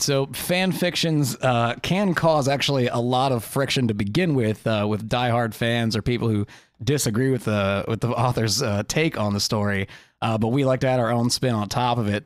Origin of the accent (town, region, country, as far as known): Midwest, United States